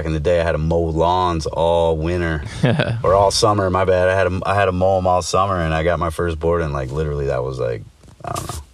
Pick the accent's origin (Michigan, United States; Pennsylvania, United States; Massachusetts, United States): Michigan, United States; Grand Rapids; also born or lived in Queens, New York; I was born in Grand Rapids, Michigan.